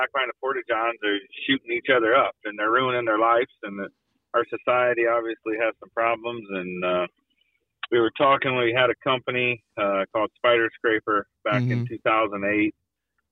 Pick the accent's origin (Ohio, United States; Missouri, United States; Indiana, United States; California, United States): Ohio, United States; Hicksville; I'm from Hicksville my whole life. I graduated high school in 1997.